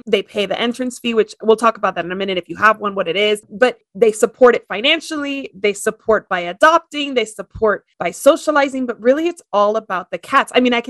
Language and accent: English; Miami, Florida, United States; Miami, my hometown